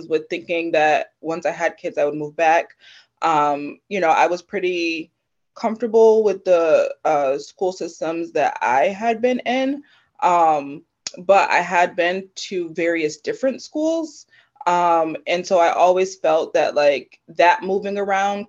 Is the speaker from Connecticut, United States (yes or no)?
yes; Connecticut, United States; I was born and raised in Connecticut. I've always lived here, not moved away